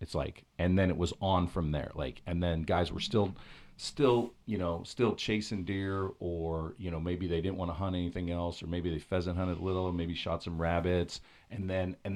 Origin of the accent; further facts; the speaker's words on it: Pennsylvania, United States; I grew up in Pennsylvania